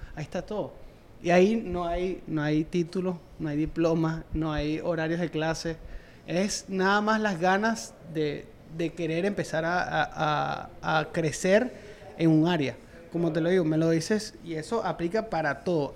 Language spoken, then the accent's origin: Spanish; Venezuela; moved away as an adult; como profesional de la industria, en mi país, en Venezuela, yo traté y me costó muchísimo, me tuve que ir